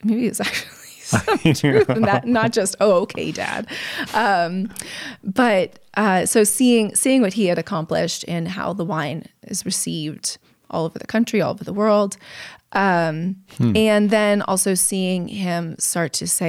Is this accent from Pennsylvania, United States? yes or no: no; Napa, California, United States; also born or lived in San Francisco; Raised in Napa after my parents came back from gallivanting through Europe.